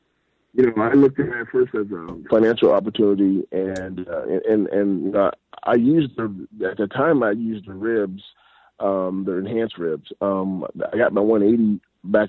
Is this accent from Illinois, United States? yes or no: no; Iowa, United States; I'm from Iowa, and we all about the pork in Iowa